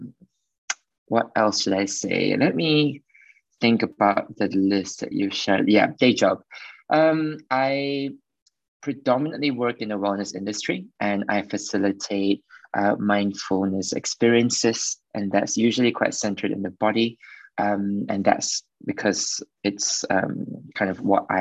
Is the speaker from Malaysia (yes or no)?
yes; Malaysia; moved away as an adult; now in London, United Kingdom; I'm from Malaysia and born and bred there, and I've been there up till the end of high school.